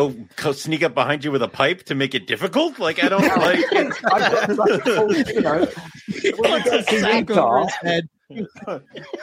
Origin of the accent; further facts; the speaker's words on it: United States; I'm from America